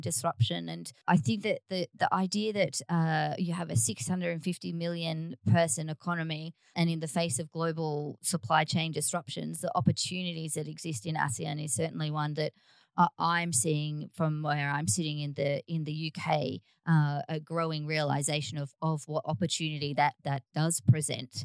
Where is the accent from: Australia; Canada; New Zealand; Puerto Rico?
Australia; now in United Kingdom; closer to home for me as an Australian